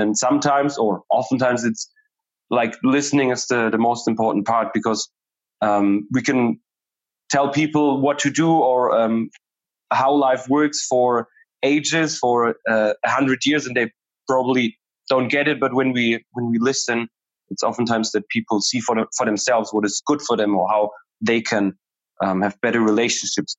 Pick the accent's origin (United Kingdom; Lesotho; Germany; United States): Germany; I'm from Germany